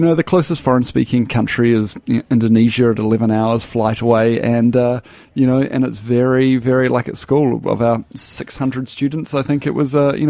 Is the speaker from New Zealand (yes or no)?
yes; New Zealand; moved away as an adult; now in Brooklyn, United States; Yeah, I'm from New Zealand originally.